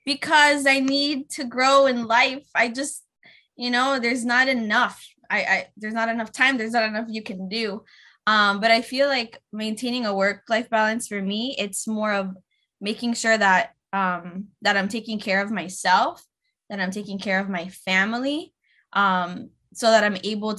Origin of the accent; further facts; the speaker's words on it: Tampa, Florida, United States; also born or lived in Connecticut; now in Miami, United States; I was raised in Tampa